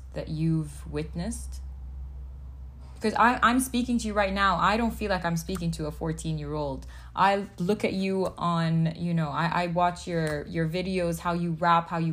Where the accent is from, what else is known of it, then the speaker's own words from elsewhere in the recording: Palestine; first language English; I'm Palestinian, I'm fully Arab